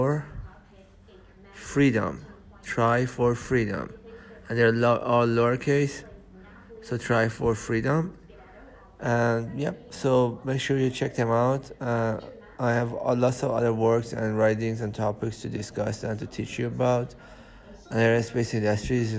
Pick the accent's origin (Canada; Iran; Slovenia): Iran; also born or lived in United States; I'm from Iran. And I'm from Iran and USA. I'm Iranian American